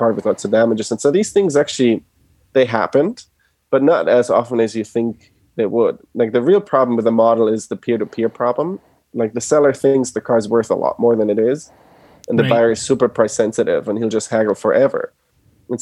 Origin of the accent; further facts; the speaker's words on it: Germany; moved away as an adult; now in United States; So I was born and raised in Germany. My parents are originally from Argentina and moved to Germany.